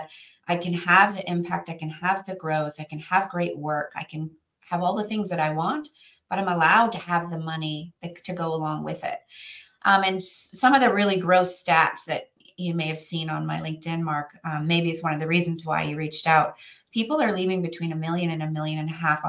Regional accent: Western Canada, Canada; moved away as an adult; now in New York area, United States; So where I came from was a small place in Western Canada.

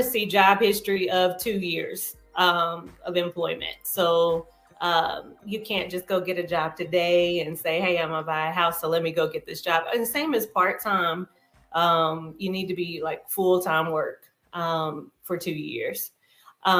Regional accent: Madison, North Carolina, United States; also born or lived in Greensboro Triad area; now in Charlotte, United States; Madison, North Carolina, my hometown.

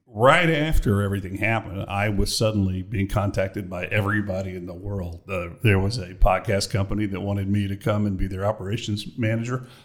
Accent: Austin, Texas, United States; moved away; I was born in Austin, Texas, baby.

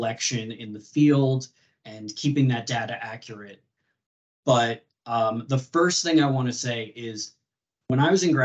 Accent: New York, United States; So I'm born and raised in New York, elementary school, high school, college, graduate school, everything all here.

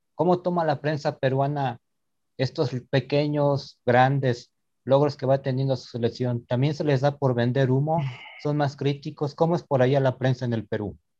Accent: Mexico; como mexicano a mí me llena de orgullo

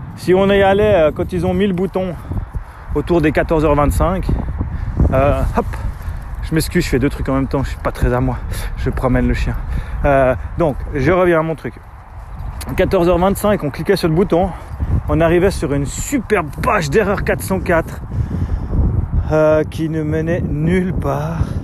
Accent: Switzerland; chez nous en Suisse

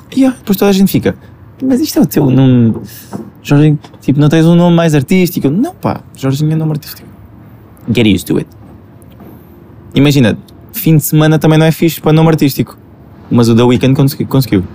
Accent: Alentejo, Portugal; Os meus amigos da marleja, que é de onde eu sou, sou do Alentejo, portanto eles viram-me viram crescer.

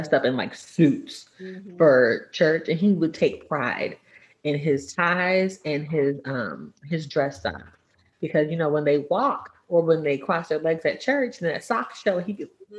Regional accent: Texas, United States; I'm from Texas

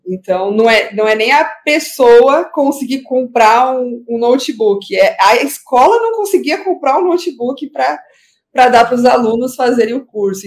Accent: São Paulo, Brazil; eu fui criada na, no Jardim Iporanga, que fica na Zona Sul, fica bem próximo ali ao Grajaú.

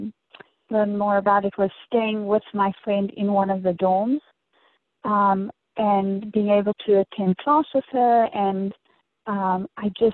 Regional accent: Dallas, Texas, United States; moved away as an adult; also born or lived in Johannesburg, South Africa; now in St. Louis, United States; my immediate family immigrated to Dallas, Texas, where I guess grew up through high school.

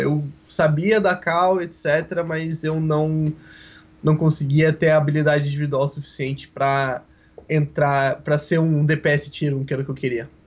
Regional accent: Porto Alegre, Rio Grande do Sul, Brazil; eu sou de Porto Alegre, Rio Grande do Sul.

